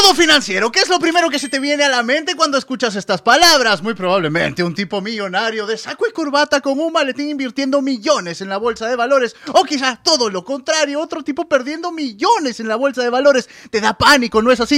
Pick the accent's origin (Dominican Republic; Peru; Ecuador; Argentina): Peru; Soy de Perú